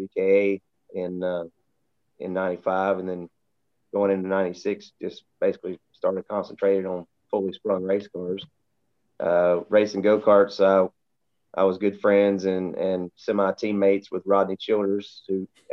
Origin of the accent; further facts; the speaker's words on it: Mooresville, North Carolina, United States; also born or lived in Kannapolis, North Carolina; I'm one of the few people that you'll meet in Mooresville and in the racing community that are from here